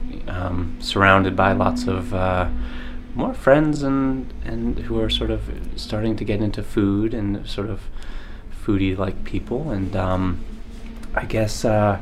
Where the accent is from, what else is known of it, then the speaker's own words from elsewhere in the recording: Maine, United States; I grew up in Maine